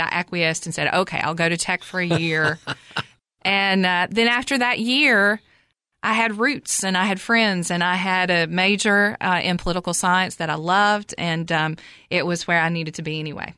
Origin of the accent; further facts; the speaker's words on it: Cookeville, Tennessee, United States; I'm from Cookville originally. I graduated high school, Cookville High School in nineteen eighty-eight